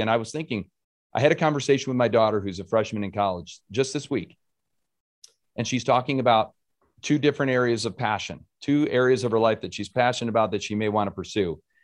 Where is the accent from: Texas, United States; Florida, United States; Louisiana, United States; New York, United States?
New York, United States; Rochester; I grew up in Rochester.